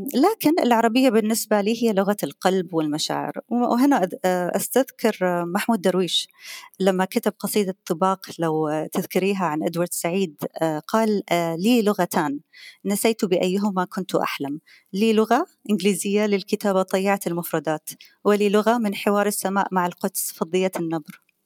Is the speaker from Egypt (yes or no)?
no; Qatar; أنا قطرية